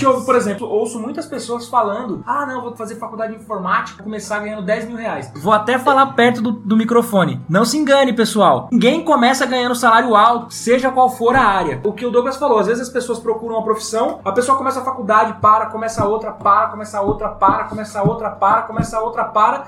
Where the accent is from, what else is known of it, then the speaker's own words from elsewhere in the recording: Brazil; nós brasileiros